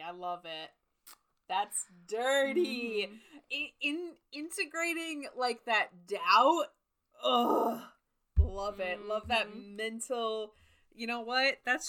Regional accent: Minnesota, United States; I'm from Minnesota

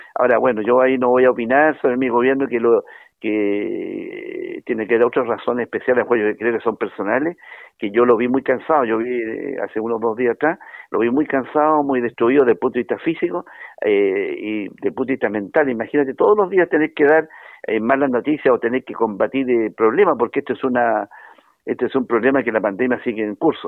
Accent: Chile; Yo le agradezco a él como chileno

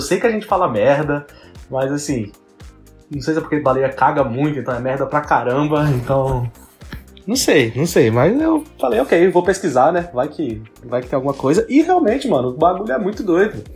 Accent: Brazil; eu sou brasileiro

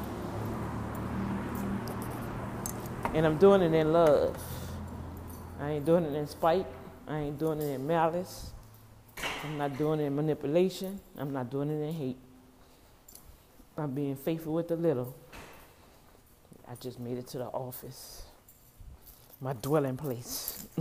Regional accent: New Orleans, Louisiana, United States; New Orleans, right from my hometown

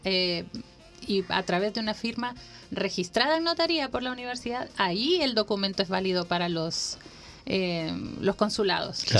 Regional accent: Honduras; now in Chile; yo nací en Honduras

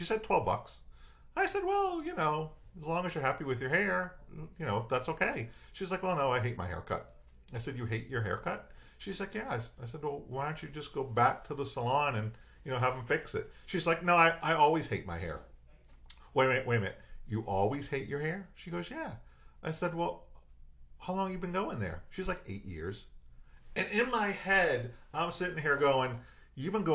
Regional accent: Worcester, Massachusetts, United States; I'm from Worcester, Massachusetts

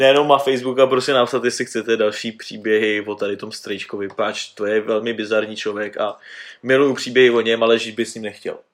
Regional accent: Sudetenland town near Zittau, Ústí nad Labem Region, Czechia; jelikož jsme sudety, tak tady všichni mají jako baráky po Němcích

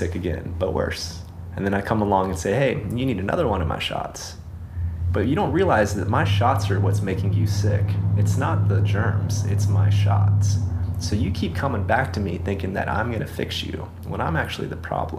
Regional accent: Florida, United States; also born or lived in Cairo; now in La Paz, Mexico; I'm from Florida

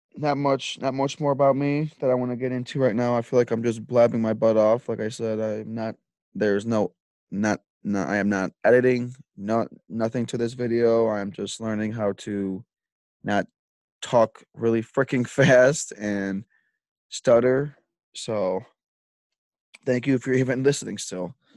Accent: Lockport, Illinois, United States; I grew up in Lockport my whole life.

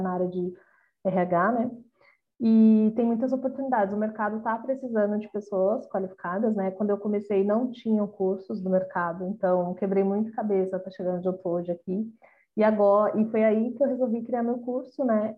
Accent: Brazil; nós como brasileiros

